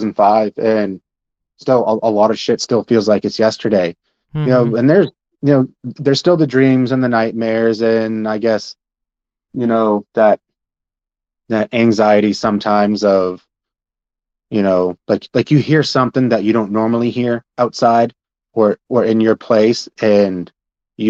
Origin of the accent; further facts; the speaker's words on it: Princeton, Maine, United States; I grew up on the Passamaquoddy Reservation in Princeton, Maine.